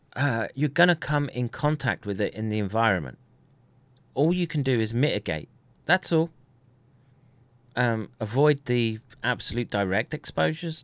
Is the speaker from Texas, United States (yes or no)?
no; Colorado, United States; moved away; I grew up in Colorado